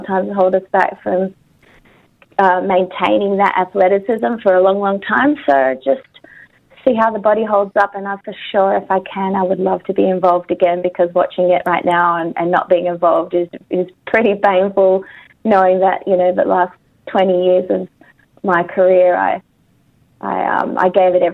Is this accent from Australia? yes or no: yes; Australia; I am Australian and I love my country